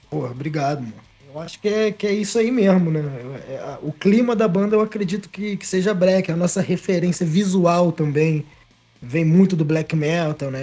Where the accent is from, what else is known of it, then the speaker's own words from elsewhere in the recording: Miguel Pereira, Rio de Janeiro, Brazil; eu e o Gabriel somos naturais aqui de Miguel Pereira